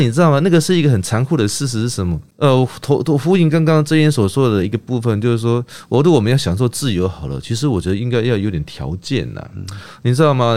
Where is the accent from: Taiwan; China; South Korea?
Taiwan; Kinmen, Fujian Province; 我小时候住在木，住在，呃，金门